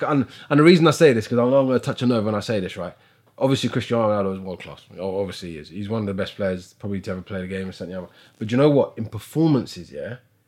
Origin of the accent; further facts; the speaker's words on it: United Kingdom; I'm British and I live here